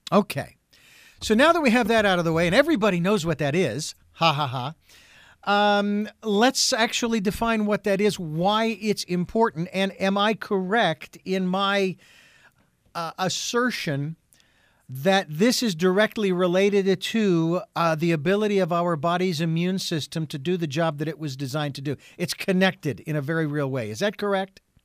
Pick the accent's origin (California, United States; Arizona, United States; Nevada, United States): Arizona, United States; Phoenix; now in Santa Barbara, United States; I was born and raised in Phoenix, Arizona.